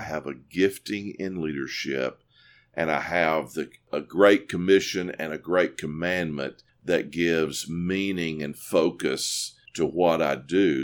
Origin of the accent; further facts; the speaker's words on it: Corinth, Mississippi, United States; moved away as an adult; also born or lived in New Orleans, Louisiana; now in East Tennessee, United States; I'm from Corinth, Mississippi, uh, originally